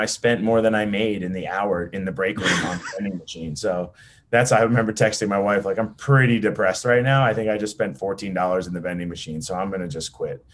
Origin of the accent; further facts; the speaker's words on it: New Jersey, United States; I'm an Italian from New Jersey